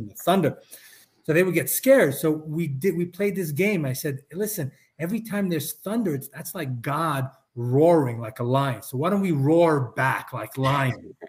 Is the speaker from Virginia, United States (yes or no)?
no; New York City, New York, United States; growing up in New York City